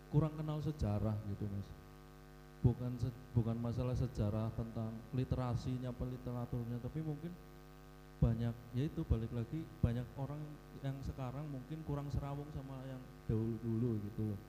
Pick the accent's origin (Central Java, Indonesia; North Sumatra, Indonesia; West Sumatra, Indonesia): Central Java, Indonesia; Purwokerto; dari kecil ya aku daerah di Purwokerto